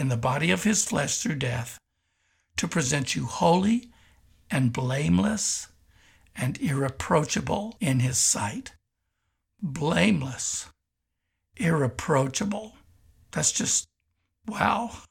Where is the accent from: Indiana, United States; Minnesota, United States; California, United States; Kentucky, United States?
Kentucky, United States; moved away; also born or lived in Tulsa, Oklahoma; having grown up in Kentucky